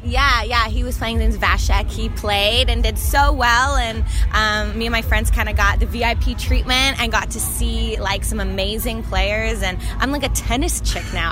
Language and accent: English; Canada; being a Canadian in the States is great